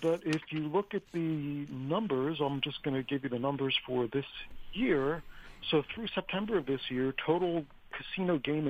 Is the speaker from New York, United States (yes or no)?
no; Atlantic City, New Jersey, United States; Atlantic City, my hometown